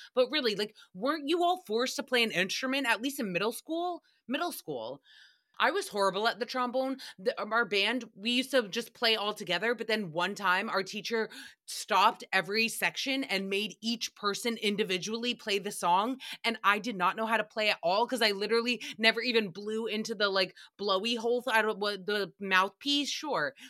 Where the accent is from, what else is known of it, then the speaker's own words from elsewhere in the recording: Rhode Island, United States; I grew up in Rhode Island